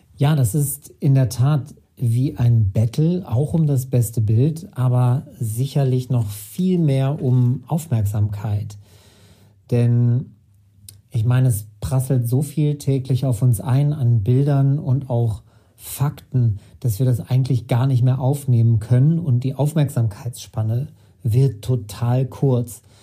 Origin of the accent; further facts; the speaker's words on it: Sauerland, North Rhine-Westphalia, Germany; Ich hatte 2012 mit Gerard Goodrow einen Kunstverein im Sauerland in meiner Heimatstadt gegründet